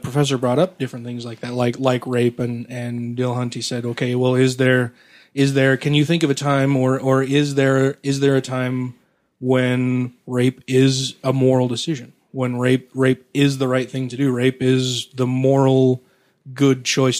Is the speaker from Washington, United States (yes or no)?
no; Wisconsin, United States; I was raised in Wisconsin.